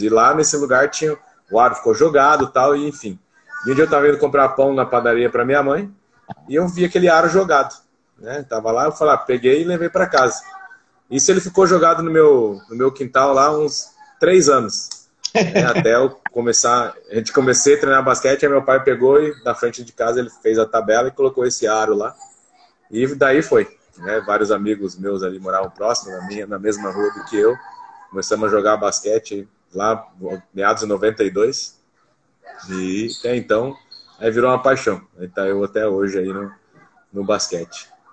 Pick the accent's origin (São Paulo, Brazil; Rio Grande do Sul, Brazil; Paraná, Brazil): Paraná, Brazil; Foz do Iguaçu; eu sou nascido aqui em Foz do Iguaçu